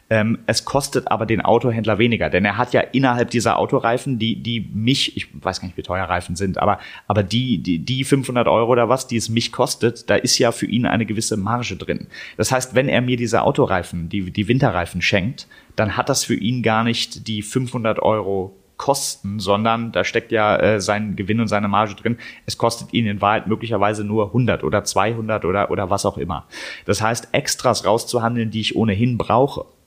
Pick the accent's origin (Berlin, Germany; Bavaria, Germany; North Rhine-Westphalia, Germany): Berlin, Germany; Ich komme ich komm aus Berlin, ich habe jetzt keine Lust, irgendwie nach Stuttgart zu fahren